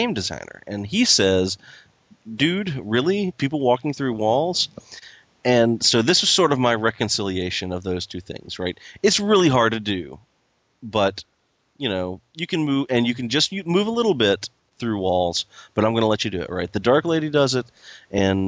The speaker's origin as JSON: {"language": "English", "region": "Tennessee", "country": "United States", "said": "I'm a redneck from Tennessee"}